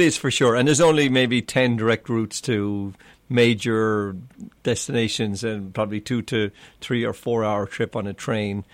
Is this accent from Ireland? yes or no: yes; Clonmel, Munster, Ireland; moved away as an adult; also born or lived in Dallas, United States; now in Maui, United States; I was born in County Tipperary. It's, uh, Clan L is the town.